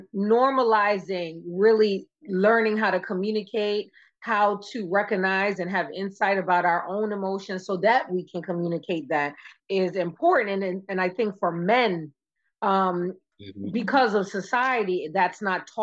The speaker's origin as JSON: {"language": "English", "region": "Maryland", "country": "United States", "tie": "born or raised there", "said": "I grew up in Maryland and I went to school in Baltimore for a little while"}